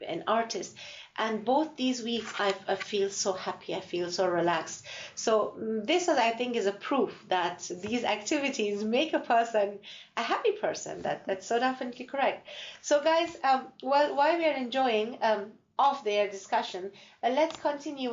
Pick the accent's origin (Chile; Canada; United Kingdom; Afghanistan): Afghanistan; now in Ireland; I'm from Afghanistan